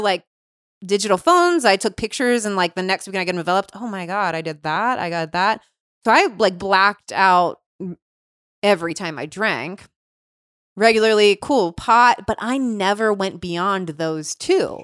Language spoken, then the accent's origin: English; Cincinnati, Ohio, United States; I grew up in Cincinnati, Ohio.